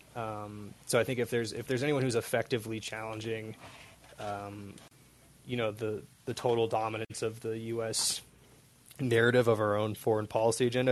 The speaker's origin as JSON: {"language": "English", "town": "Seattle", "region": "Washington", "country": "United States", "moved": "yes", "lives_now": "Amanalco de Becerra, Mexico", "said": "I'm also originally from Seattle"}